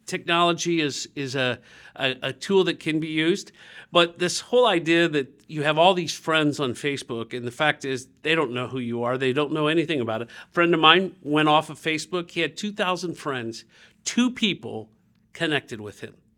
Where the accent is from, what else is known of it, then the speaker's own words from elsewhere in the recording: Dayton, Ohio, United States; when I grew up in Dayton, Ohio